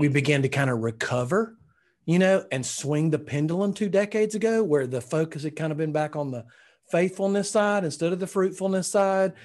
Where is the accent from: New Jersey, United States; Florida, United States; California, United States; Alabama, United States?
Alabama, United States; I'm from Alabama